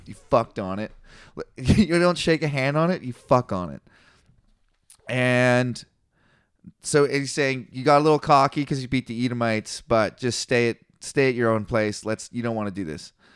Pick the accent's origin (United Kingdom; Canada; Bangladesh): Canada; I'm Canadian